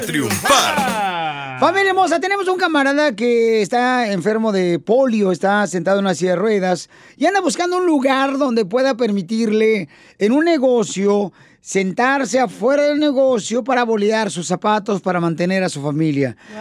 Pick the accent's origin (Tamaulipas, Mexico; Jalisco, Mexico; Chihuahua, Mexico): Jalisco, Mexico; Ocotlán; moved away; nos subíamos nosotros al tren en Ocotlán, Jalisco